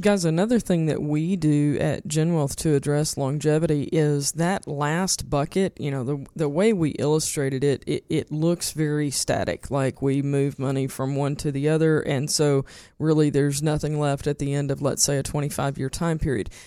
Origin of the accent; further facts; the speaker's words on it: eastern Arkansas, United States; I grew up in Tornado Alley in eastern Arkansas